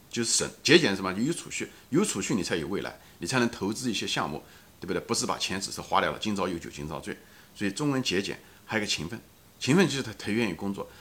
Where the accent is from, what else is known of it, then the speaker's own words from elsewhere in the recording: China; 我们中国人